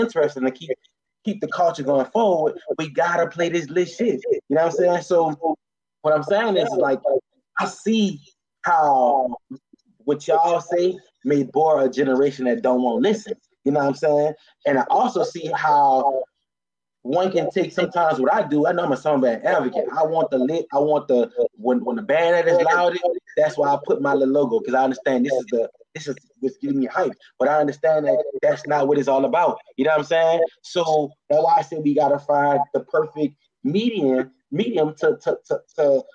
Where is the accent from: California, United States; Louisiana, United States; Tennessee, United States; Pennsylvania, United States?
Louisiana, United States; New Orleans; I know I'm from New Orleans